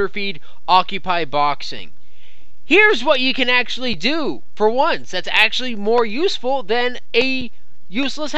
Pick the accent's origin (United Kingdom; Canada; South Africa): Canada; I'm Canadian